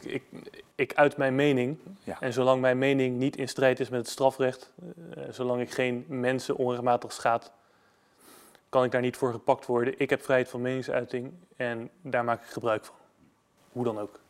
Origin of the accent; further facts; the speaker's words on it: Netherlands; als Nederlander. Ik hou van mijn land